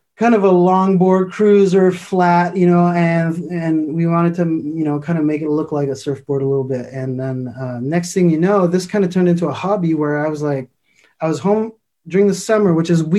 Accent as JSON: {"language": "English", "town": "Montreal", "region": "Quebec", "country": "Canada", "said": "I'm from Montreal, Canada"}